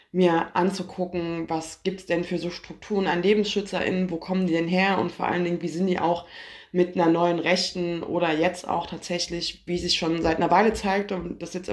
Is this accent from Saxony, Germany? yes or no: yes; Saxony, Germany; moved away as an adult; weil ich komme ja aus dem Erzgebirge und wurde auch geboren und habe da 20 Jahre lang gelebt